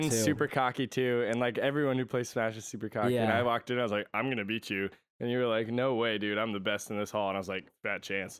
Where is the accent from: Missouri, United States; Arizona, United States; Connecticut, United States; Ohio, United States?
Connecticut, United States; Yeah. So I, I'm from Connecticut.